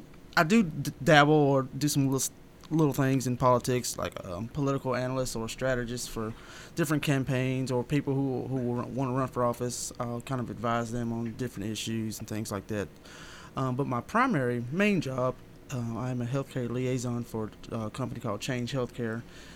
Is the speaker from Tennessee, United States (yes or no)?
yes; Lebanon, Tennessee, United States; moved away as an adult; now in Murfreesboro, United States; Born and raised in Wilson County, but I've lived here in Murfreesboro since 2012.